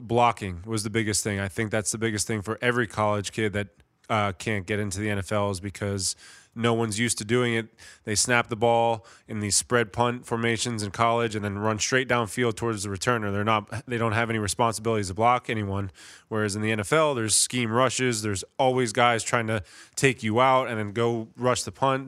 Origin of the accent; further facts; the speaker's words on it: Middletown, New Jersey, United States; moved away as an adult; now in Philadelphia area, United States; I'm a Jersey guy. I'm from Middletown, New Jersey, which is only about an hour away from here